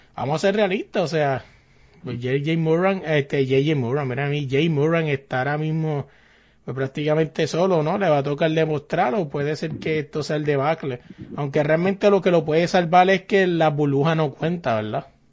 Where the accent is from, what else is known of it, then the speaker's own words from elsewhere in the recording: Carolina, Puerto Rico; yo me crié allá arriba en Carolina